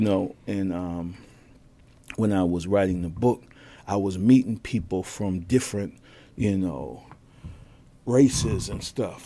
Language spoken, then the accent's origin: English; Boston, Massachusetts, United States; I was born in Boston